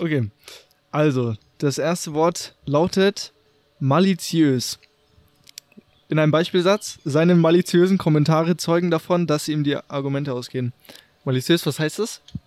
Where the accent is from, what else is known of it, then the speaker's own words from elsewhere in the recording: Munich, Bavaria, Germany; wir sind ja aus München